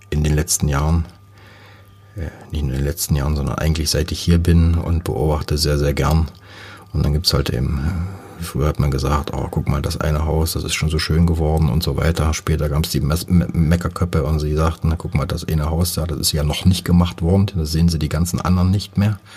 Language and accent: German; Bautzen, Saxony, Germany; now in Cottbus, Germany; Oberlausitzer, jetzt bin ich halt in der Niederlausitz, fühle mich als Lausitzer, fühle mich jetzt als Brandenburger und fühle mich auch als Cottbusser, ganz klar.